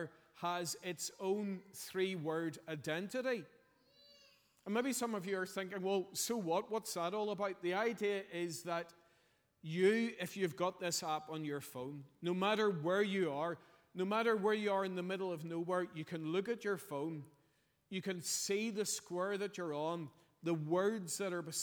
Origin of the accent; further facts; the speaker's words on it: Belfast, Northern Ireland, United Kingdom; I'm from Belfast.